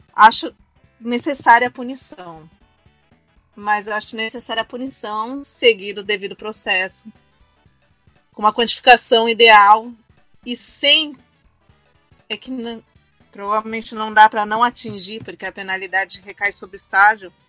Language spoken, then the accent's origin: Portuguese; Brazil; eu sou brasileiro